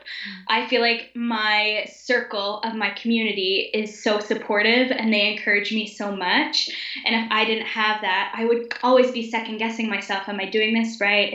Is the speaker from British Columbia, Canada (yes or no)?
no; Ottawa, Ontario, Canada; I was born and raised in Ottawa, Canada